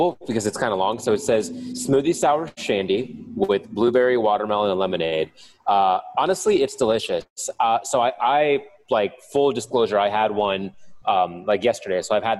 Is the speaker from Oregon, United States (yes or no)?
no; Canton, Ohio, United States; now in Pittsburgh, United States; I'm from Ohio.